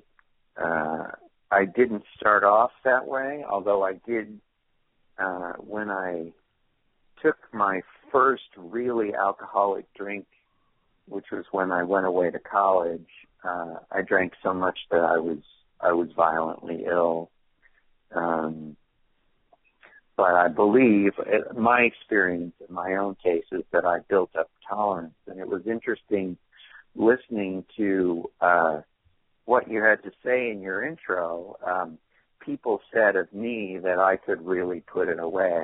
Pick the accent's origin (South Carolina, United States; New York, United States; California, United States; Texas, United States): California, United States; moved away as an adult; also born or lived in Oregon; I'm from California. I went away to college in Oregon